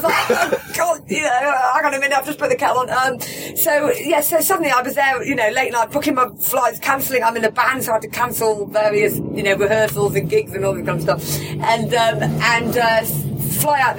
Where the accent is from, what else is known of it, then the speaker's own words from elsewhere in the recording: United Kingdom; as a British person